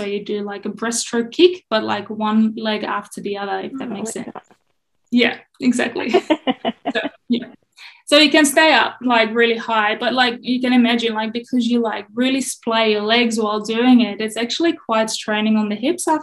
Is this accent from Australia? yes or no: no; Netherlands; I grew up in the Netherlands